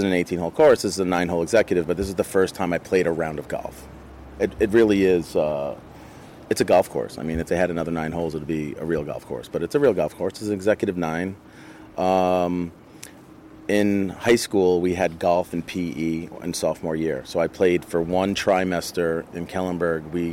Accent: New York, United States; growing up in New York in that time.

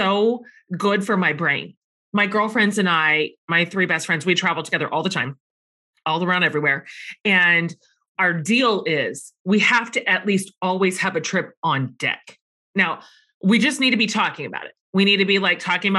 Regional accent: Texas, United States; I'm from Texas

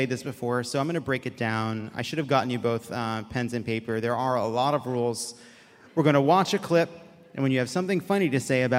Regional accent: Sacramento, California, United States; also born or lived in Portland; I grew up in Sacramento and Portland.

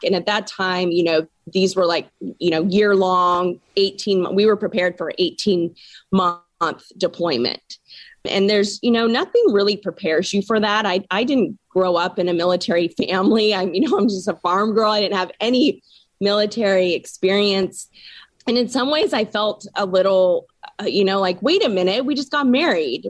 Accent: Washington, United States; I was born and raised in Washington State, so I absolutely love this state

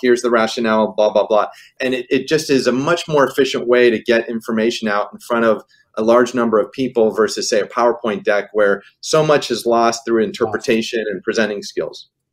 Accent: Pittsburgh, Pennsylvania, United States; moved away; I was a kid growing up in Pittsburgh

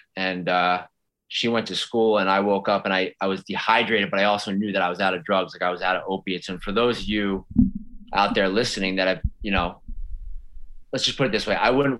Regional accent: outside Philadelphia, New Jersey, United States; I grew up right outside of Philly in South Jersey.

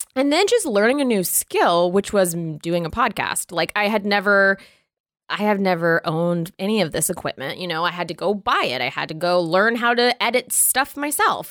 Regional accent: the border of Florida and Georgia, the South, United States; I was raised in the South

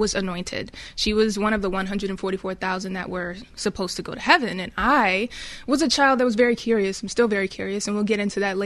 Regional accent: Pasadena, California, United States; I grew up in Pasadena, California, the city of roses.

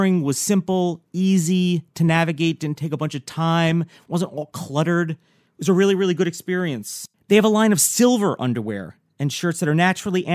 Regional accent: New York, United States; coming from somebody who grew up in New York

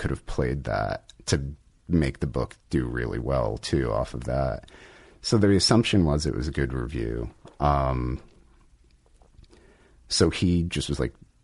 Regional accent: Rhode Island, United States; also born or lived in New York; now in Los Angeles, United States; I'm originally from Rhode Island

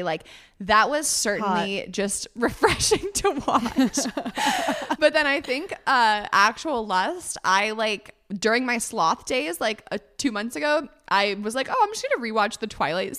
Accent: Northern California, United States; now in Los Angeles, United States; Northern California.

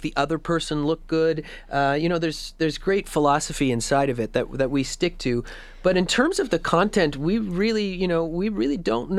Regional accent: Edmonton, Alberta, Canada; moved away as an adult; And, I grew up in Edmonton in the 90s, when the Fringe was starting to really bloom.

